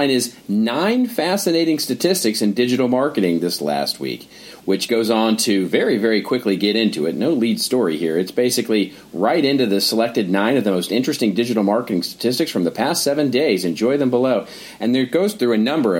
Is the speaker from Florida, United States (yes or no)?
no; Texas, United States; my home state of Texas.